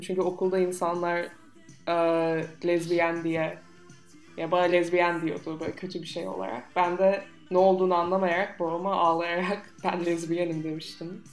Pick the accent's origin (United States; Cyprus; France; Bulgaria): United States; accent: American; now in Turkey; Türkçe Amerikan aksanıyla konuşuyorum.